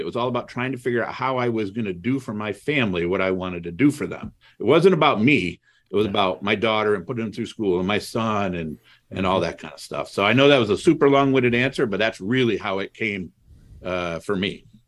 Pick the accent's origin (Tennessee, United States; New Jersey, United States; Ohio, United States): Ohio, United States; Toledo; also born or lived in Cleveland, Ohio; I grew up in Toledo, Ohio.